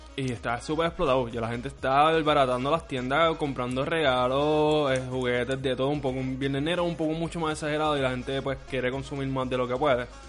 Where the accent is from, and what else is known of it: Puerto Rico